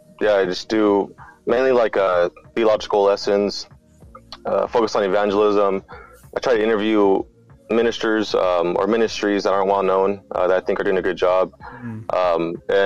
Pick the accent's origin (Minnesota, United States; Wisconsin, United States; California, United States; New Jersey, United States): California, United States; Bakersfield; I was born and raised in Bakersfield.